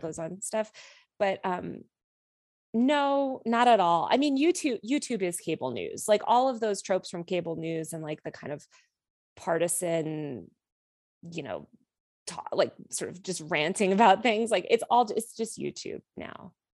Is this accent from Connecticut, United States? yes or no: yes; outside New York City, Connecticut, United States; I grew up outside New York City in this town that was absolutely dominated by finance culture in the two thousands.